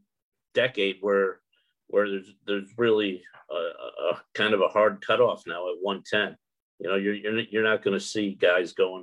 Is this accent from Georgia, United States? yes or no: no; Connecticut, United States; I grew up in Connecticut